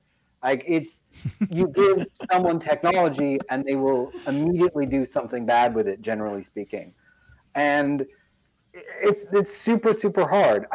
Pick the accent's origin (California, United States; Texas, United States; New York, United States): California, United States; San Diego; now in Raleigh, United States; I grew up out in East County, San Diego as a kid